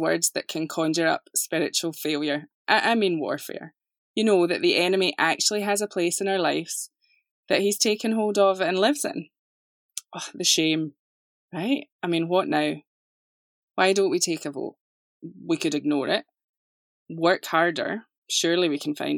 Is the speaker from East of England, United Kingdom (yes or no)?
no; Scotland, United Kingdom; now in Atlanta, United States; you will notice an accent. I live just outside of Atlanta, Georgia, but this is not a Southern accent. It is English, however. I'm from Scotland.